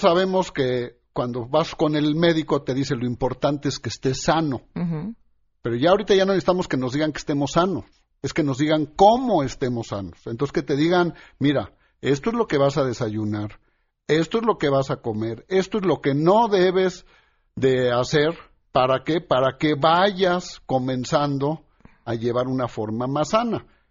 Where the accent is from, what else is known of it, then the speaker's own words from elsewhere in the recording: Mexico; todos somos mexicanos